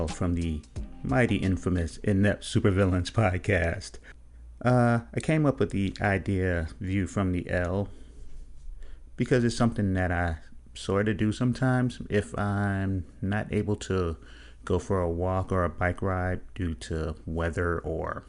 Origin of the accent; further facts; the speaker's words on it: Chicago, Illinois, United States; I grew up on Cedric Street in Chicago